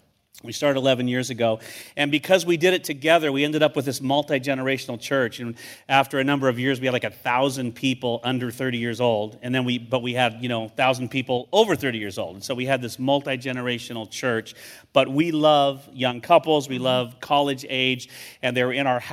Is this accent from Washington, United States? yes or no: no; Santa Clara, California, United States; moved away as an adult; also born or lived in Portland; I'm back in my hood, as they say. I was born in Santa Clara, went to Santa Clara High School, San Jose State.